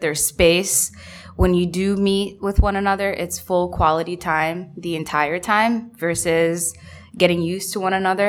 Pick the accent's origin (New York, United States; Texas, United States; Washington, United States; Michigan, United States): New York, United States; New York City; moved away as an adult; also born or lived in Detroit / Bangladesh; I'm from Queens and I moved 4 months ago